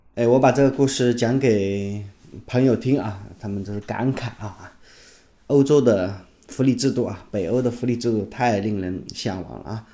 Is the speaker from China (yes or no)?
yes; China; 我们中国人呢，历来啊，就是这么多年了，都失去了宗教信仰